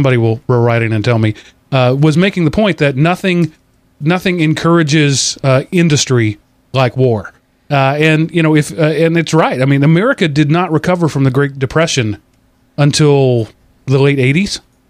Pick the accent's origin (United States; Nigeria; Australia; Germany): United States; as an American